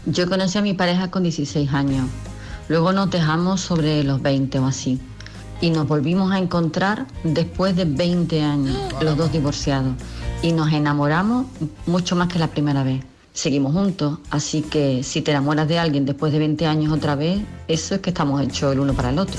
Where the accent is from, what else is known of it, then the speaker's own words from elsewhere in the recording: Galicia, Spain; mi tierra, en Galicia, concretamente en A Coruña